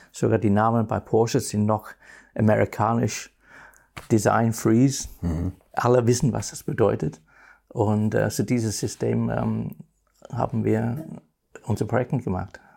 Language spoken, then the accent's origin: German; Northern England, United Kingdom; German is a second language; moved away; Nordengland, wo ich geboren bin